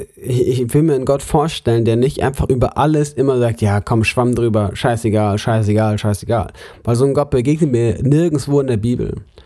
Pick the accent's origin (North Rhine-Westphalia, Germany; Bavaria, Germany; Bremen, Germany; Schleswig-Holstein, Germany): Bavaria, Germany; Munich; moved away; also born or lived in Lörrach; ich komme aus München, aus der Großstadt